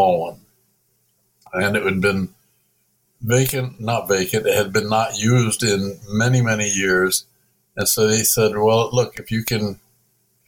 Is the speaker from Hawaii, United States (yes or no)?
yes; Hawaii, United States; moved away; although I'm originally from Hawaii, I was born here. We spent 40 years in the other rest of the world